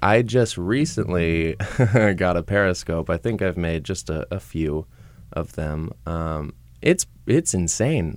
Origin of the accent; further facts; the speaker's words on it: Katy, Texas, United States; moved away as an adult; also born or lived in Houston, Texas; now in Los Angeles, United States; I am from Houston, Texas. I was raised in Katy, a suburb of Houston